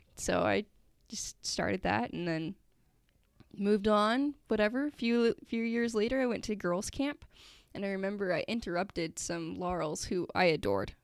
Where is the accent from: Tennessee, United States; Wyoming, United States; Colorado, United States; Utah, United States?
Utah, United States; Sandy; also born or lived in St. George, Utah; I'm from Sandy, Utah